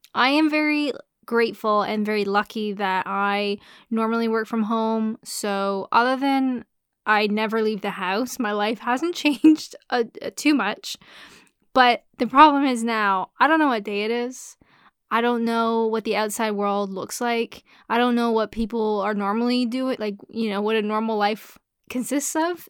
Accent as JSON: {"language": "English", "country": "Canada", "said": "I'm Canadian."}